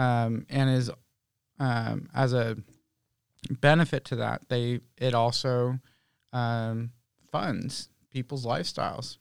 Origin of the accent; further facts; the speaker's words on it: Oakland, California, United States; now in Santa Rosa, United States; Originally, I'm from Oakland